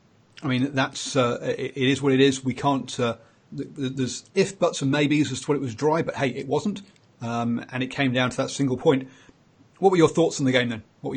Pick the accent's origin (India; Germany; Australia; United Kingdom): United Kingdom; England; I am English